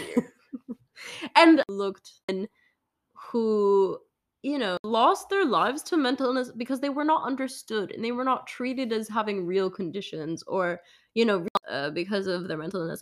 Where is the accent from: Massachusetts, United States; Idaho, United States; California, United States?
Massachusetts, United States; Duxbury; my hometown in Duxbury, Massachusetts